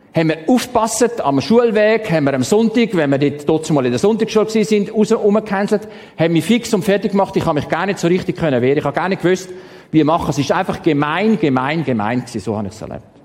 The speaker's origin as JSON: {"language": "German", "town": "Stein", "region": "St. Gallen", "country": "Switzerland", "tie": "born or raised there", "said": "Ich bin in Stein im Toggenburg aufgewachsen"}